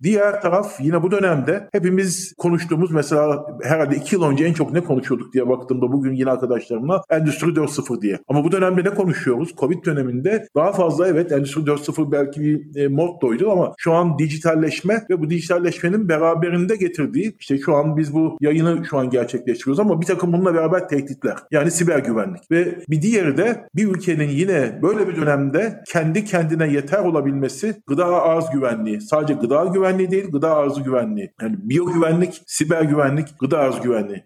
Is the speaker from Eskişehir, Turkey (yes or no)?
yes; Eskişehir, Turkey; also born or lived in England / Ankara; bin dokuz yüz altmış beş doğumluyum. İlk orta lise öğrenimimi yine Eskişehir'de tamamladım.